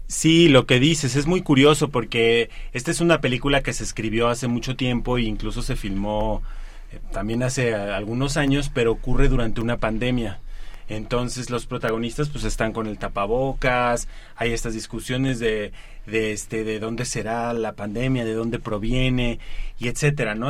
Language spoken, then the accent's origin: Spanish; Mexico; como mexicanos tenemos una circunstancia privilegiada porque vivimos en un, en un país de historias